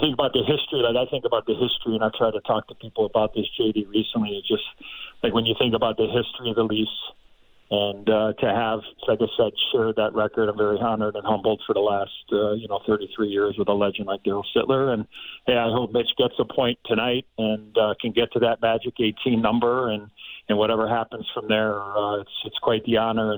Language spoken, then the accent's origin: English; Chicago, Illinois, United States; growing up in Chicago, my life was hockey